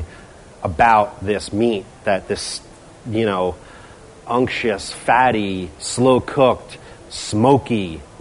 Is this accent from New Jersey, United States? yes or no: yes; New Jersey, United States; I'm from New Jersey. I'm from North Jersey